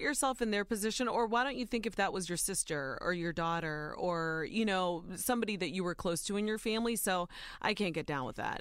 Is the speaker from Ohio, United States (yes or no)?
yes; Ohio, United States; born or raised there